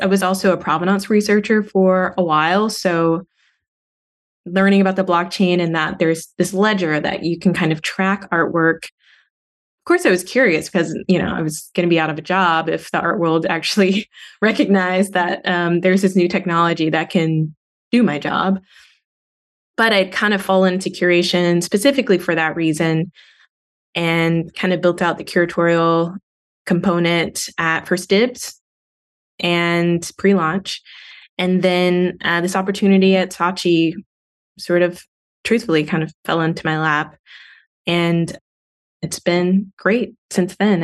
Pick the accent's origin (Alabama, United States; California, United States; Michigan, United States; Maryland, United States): Alabama, United States; Montgomery; also born or lived in Auburn, Alabama; growing up in Montgomery, Alabama